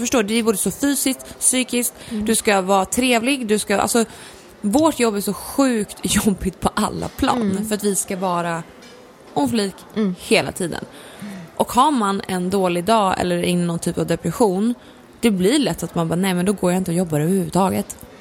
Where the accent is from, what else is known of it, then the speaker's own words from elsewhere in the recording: Gävle, Gävleborg County, Sweden; min uppväxt har kantats i dansband för mamma, min storasyrra och jag kommer från Gävle